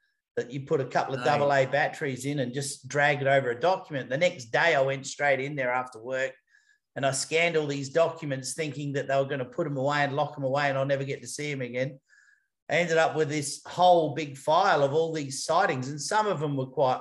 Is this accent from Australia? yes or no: yes; Adelaide, South Australia, Australia; moved away; I'm originally from Adelaide in South Australia